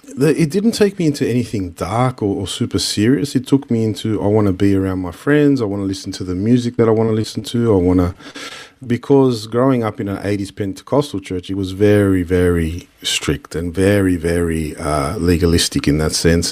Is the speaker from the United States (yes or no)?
no; Sydney, New South Wales, Australia; a place where it's, it's the only home we've known, but at the same time, we weren't always accepted as Australian.